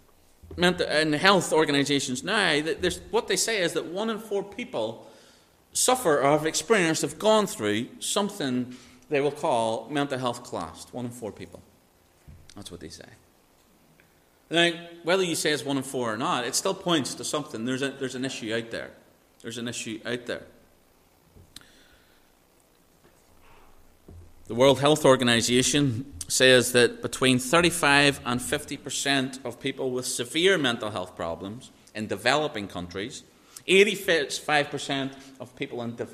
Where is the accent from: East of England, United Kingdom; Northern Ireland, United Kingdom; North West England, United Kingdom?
Northern Ireland, United Kingdom; I was raised in Northern Ireland.